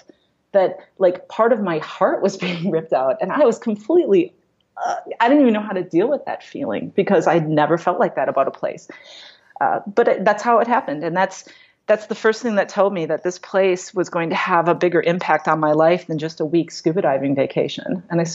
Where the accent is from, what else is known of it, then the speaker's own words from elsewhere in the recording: Wisconsin, United States; moved away as an adult; also born or lived in Madison, Wisconsin / Milwaukee, Wisconsin; born in Madison, Wisconsin, and then I grew up in a small town just north of Madison